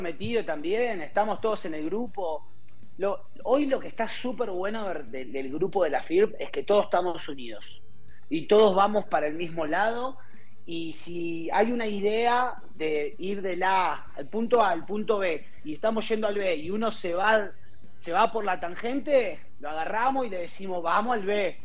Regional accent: Argentina; moved away as an adult; now in Mexico; soy argentino, vivo en México hace 12 años

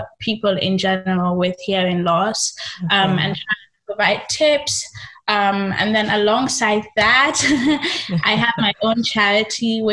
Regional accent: Nigeria; born or raised there; moved away as an adult; also born or lived in England

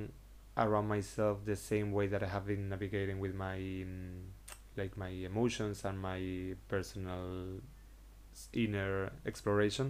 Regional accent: Seville, Andalusia, Spain; English is a second language; moved away as an adult; also born or lived in Madrid / Cádiz / Barcelona; now in Sitges, Spain; when I was born in Sevilla

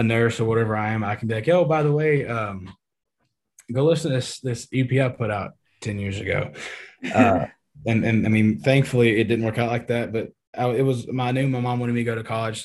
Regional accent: East Texas, United States; Growing up in Texas, you know, like I said, born and raised East Texas boy

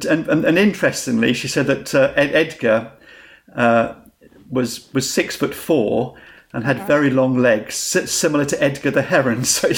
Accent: Brighton, South East England, United Kingdom; also born or lived in Coldean / Woodingdean / Rottingdean; I was born in Queen's Park and grew up in Brighton. My father was a police officer, and then we lived in Coldean and Woodingdean, and then I moved to Rottingdean about 14 or 15

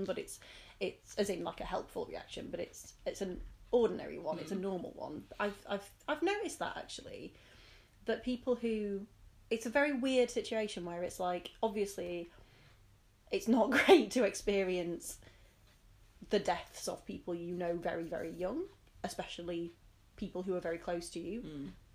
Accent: United Kingdom; we, as British people

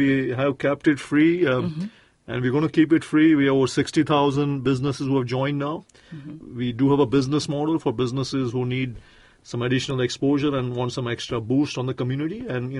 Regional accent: India; You know, I'm from India, as you know by now

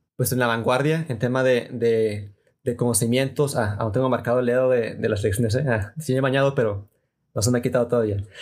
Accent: Mexico; como mexicanos y tal vez como latinoamericanos

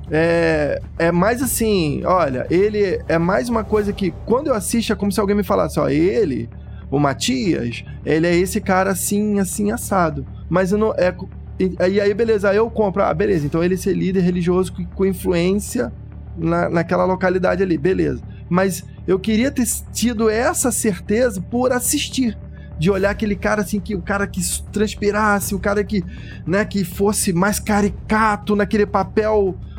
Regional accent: Brazil; nós como brasileiros

